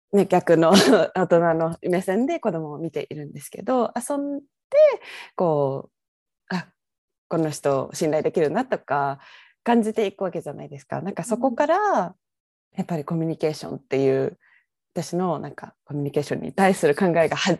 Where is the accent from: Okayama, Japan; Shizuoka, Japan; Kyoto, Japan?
Kyoto, Japan; moved away as an adult; now in Vancouver, Canada; 京都出身なんです